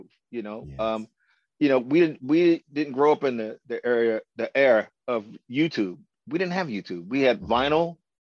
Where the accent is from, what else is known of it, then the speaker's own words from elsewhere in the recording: Baltimore, Maryland, United States; I grew up in Baltimore, Maryland. I was born right here in Baltimore, Maryland